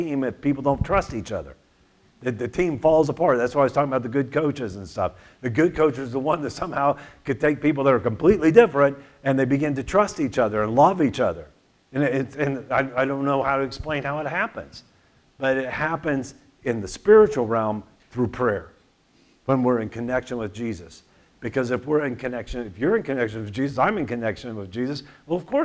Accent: Tulsa, Oklahoma, United States; I grew up in Tulsa.

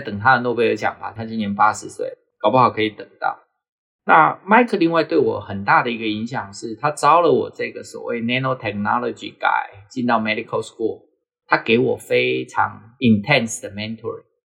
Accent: Taiwan; 我们台湾人

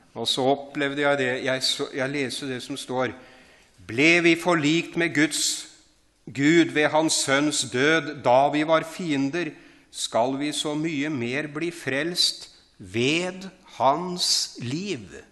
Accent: Horten, Vestfold, Norway; jeg vokste opp utafor Horten

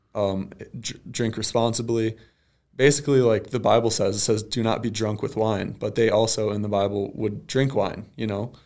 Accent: Ida, Michigan, United States; So I grew up in Ida, Michigan

